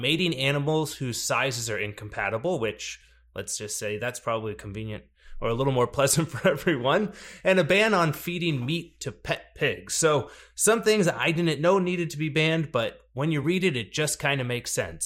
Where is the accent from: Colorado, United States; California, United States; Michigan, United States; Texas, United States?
Texas, United States; a city in my, my home state here in Texas, El Paso